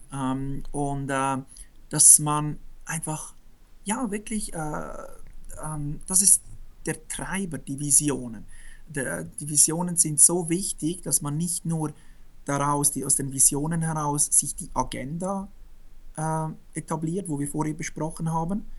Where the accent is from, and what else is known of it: Switzerland; born or raised there